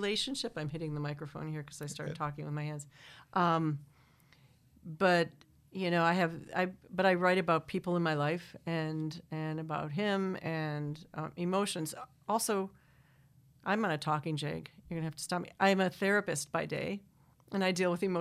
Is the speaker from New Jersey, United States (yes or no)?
no; Manitowoc, Wisconsin, United States; now in Ann Arbor, United States; I grew up in Manitowoc, Wisconsin, on the lake.